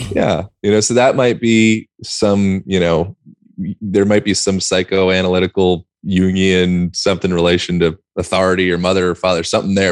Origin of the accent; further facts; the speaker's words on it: United States; being an American